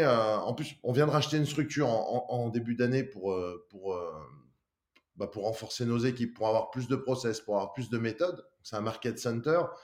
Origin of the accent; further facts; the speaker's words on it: Lyon, Auvergne-Rhône-Alpes, France; je suis de Lyon